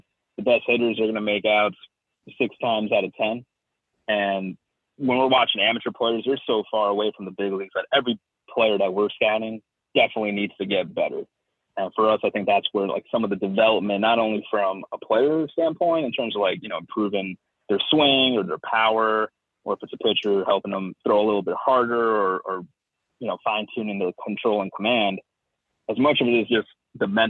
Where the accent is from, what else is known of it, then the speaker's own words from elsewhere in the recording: Southern California, United States; I grew up in Southern California